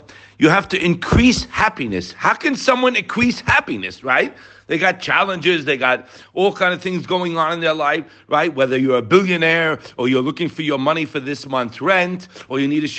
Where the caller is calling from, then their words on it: Israel; We're calling from Eretz Yisrael, so by me it's 6:45 p.m.